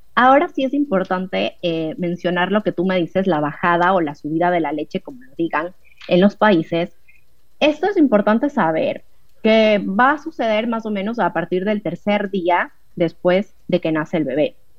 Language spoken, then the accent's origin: Spanish; Ecuador; moved away as an adult; now in Buenos Aires, Argentina; soy de Ecuador, pero actualmente vivo en Buenos Aires